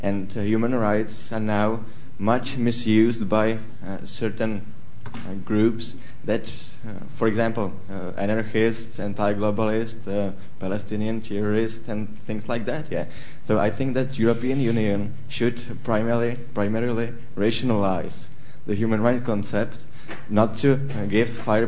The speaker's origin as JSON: {"language": "English", "country": "Czechia", "said": "I am from the Czech Republic."}